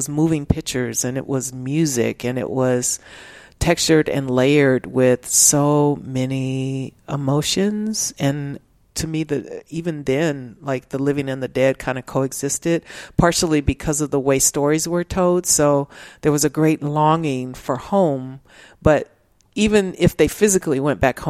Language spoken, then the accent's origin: English; Los Angeles, California, United States; moved away as an adult; now in Austin, United States; I grew up in South Central